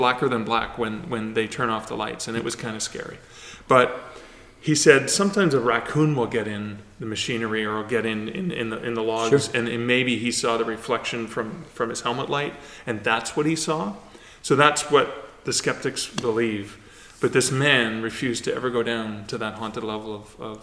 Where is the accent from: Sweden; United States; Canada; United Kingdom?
Canada; Sudbury, Ontario; moved away; I grew up in the Sudbury region